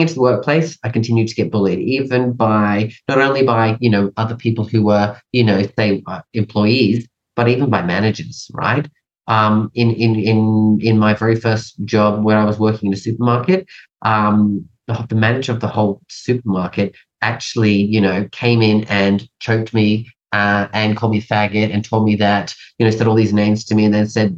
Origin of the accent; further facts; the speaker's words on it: England, United Kingdom; also born or lived in Canada; now in Australia; So I was born in Canada, and then at a young age, we moved to England and then lived there for a number of years. And then we moved over to Australia.